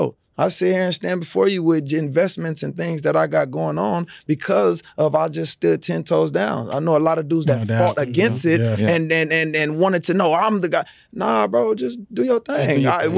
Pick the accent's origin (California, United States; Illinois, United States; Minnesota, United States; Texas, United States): California, United States; Los Angeles; moved away; I came from L.A. Yeah. I came from Dorsey High School.